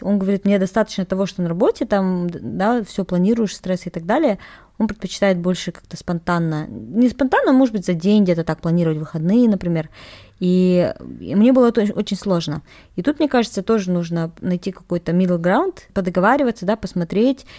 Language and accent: Russian; Kazakhstan; Я казашка